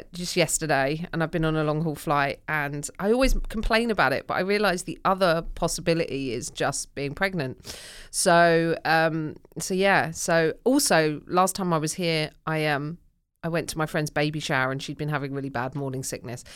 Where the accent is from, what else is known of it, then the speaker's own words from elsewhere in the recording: United Kingdom; my Britishness